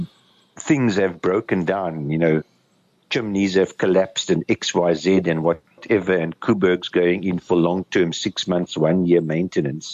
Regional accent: South Africa; being a South African

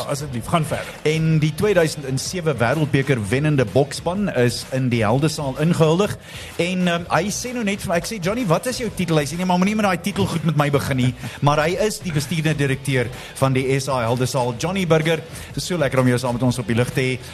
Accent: Free State, South Africa; Ek is groot Vrystater

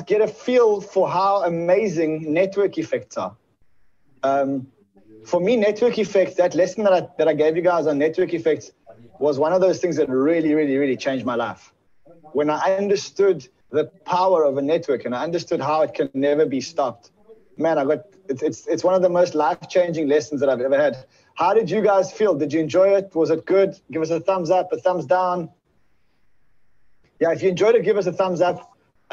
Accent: South Africa; I'm from South Africa

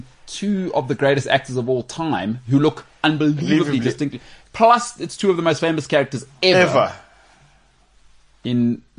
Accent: New Zealand; Well, I'm from New Zealand.

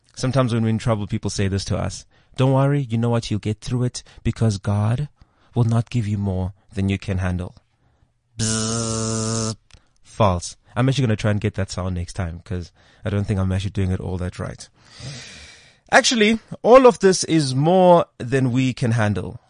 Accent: South Africa; if you're from South Africa, you will actually notice just how secular our country really is

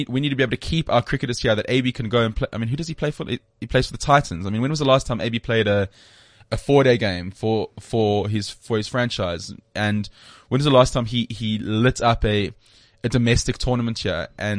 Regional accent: South Africa; it's just a bit of a sad situation as a South African cricket fan.

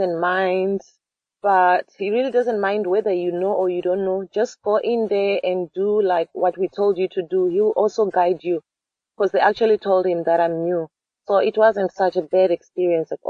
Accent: Zimbabwe; moved away as an adult; now in South Africa; I was born in Zimbabwe, and I came to South Africa when I was 19

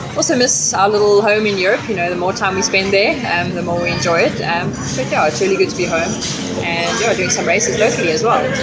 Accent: Bloemfontein, Free State, South Africa; great to be racing on home soil, and especially since I grew up in Bloem

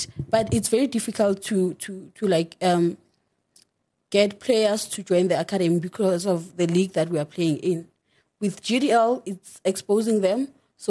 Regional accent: Mbalenhle, Mpumalanga, South Africa; I was born and raised in Mpumalanga, Mbalenhle

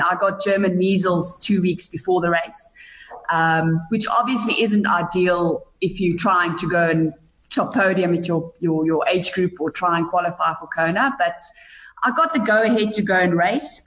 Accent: Bethlehem, Free State, South Africa; I grew up in a little town called Bethlehem in the Eastern Free State.

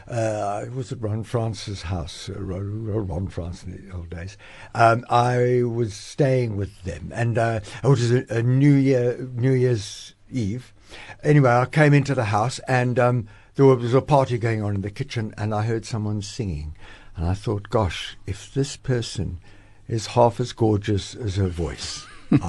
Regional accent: Cape Town, Western Cape, South Africa; also born or lived in Bolton, Lancashire, England; we came to South Africa when I was, 2 years old

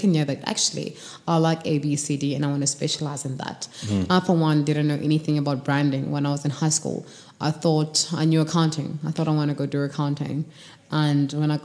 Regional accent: Kimberley, Northern Cape, South Africa; moved away as an adult; now in Johannesburg, South Africa; I'm from Kimberley, raised small town all the way to high school.

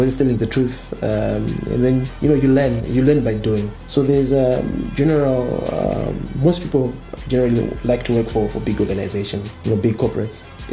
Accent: Zimbabwe

